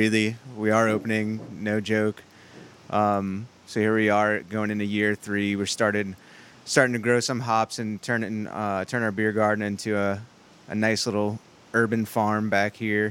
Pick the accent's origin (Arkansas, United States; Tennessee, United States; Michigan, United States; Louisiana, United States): Louisiana, United States; New Orleans; I'm from New Orleans